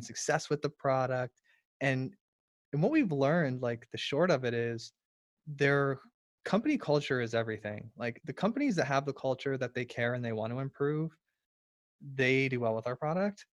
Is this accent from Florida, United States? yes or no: yes; Florida, United States; I'm from Florida. I'm in Florida